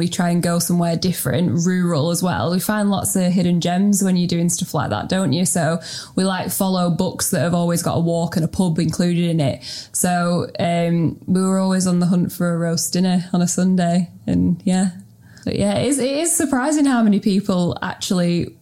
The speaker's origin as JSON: {"language": "English", "town": "Preston", "region": "North West England", "country": "United Kingdom", "also_born_or_lived": "Sheffield / Melbourne", "said": "I'm from Preston. Proud Preston."}